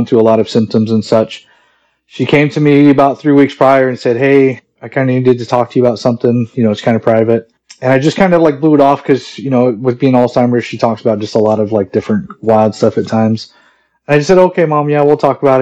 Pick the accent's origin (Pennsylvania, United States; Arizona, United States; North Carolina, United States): Arizona, United States; Mesa; I'm 41 years old, and I'm from Mesa, Arizona.